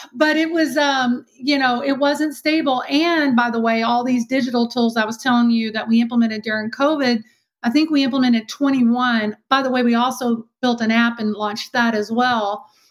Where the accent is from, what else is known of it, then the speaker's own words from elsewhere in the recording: Texas, United States; accent: Texan; Born and raised Texan, which you probably see, you know, can hear by my accent.